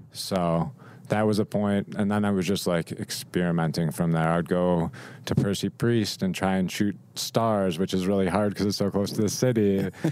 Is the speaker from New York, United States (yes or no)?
yes; Rochester, New York, United States; moved away as an adult; now in Nashville, United States; I grew up in Rochester, so Kodak was a big thing.